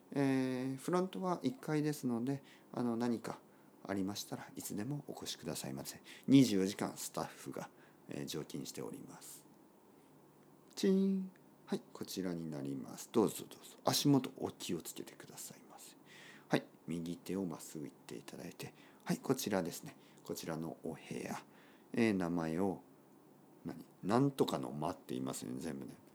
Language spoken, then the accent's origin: Japanese; Kyushu, Oita, Japan; moved away as an adult; also born or lived in Tokyo / London / Barcelona; 僕の出身は九州の大分県たくさんの温泉が出ています